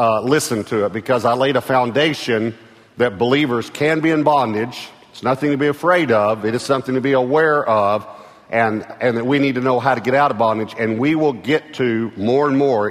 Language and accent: English; East Texas, United States; I was from East Texas